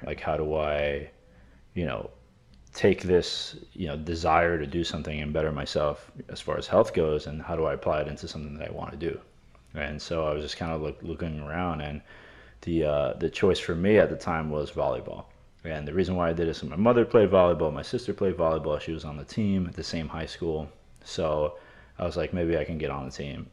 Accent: New York City, New York, United States; growing up in New York

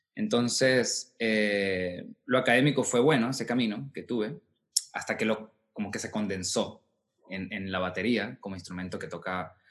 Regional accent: Colón, Táchira, Venezuela; moved away as an adult; also born or lived in Caracas / Mexico; vengo de Colón, yo viajaba de Colón a San Cristóbal, veía clases con él.

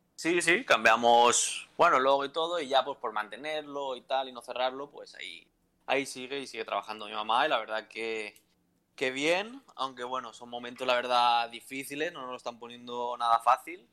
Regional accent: a town near Valencia, Valencian Community, Spain; moved away as an adult; also born or lived in Alicante; es de mi pueblo, es de Guadalupe

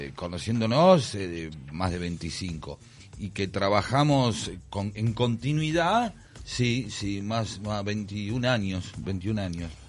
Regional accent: Argentina

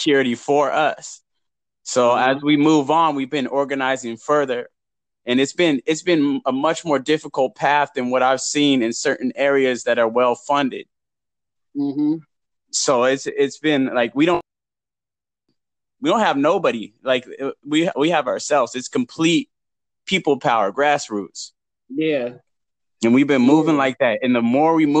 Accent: Huntington Beach, California, United States; I'm from Huntington Beach

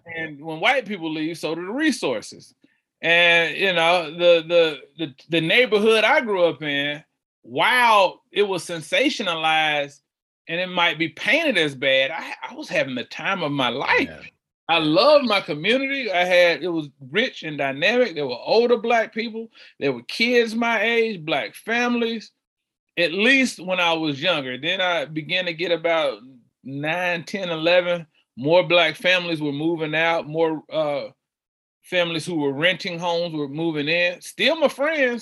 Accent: Charlotte, North Carolina, United States; I'm from uh, the west side of Charlotte, born southwest, now living northwest

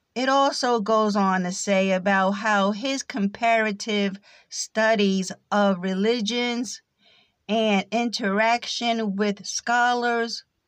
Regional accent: United States; accent: American English; first language English; American English is my native tongue

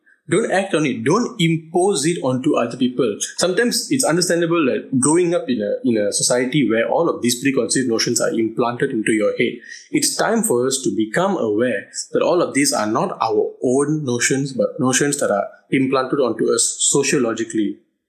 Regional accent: Malaysia; my family has been in Malaysia for four generations now. You know, we are not outsiders. We built this country together. We were born in this country. We grew up in this country. I am Malaysian by blood.

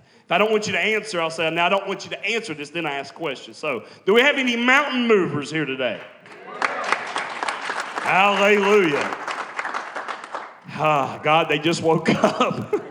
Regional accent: West Virginia, United States; every time I talk to people, they never think that I'm from West Virginia or anywhere like that. They always say Texas.

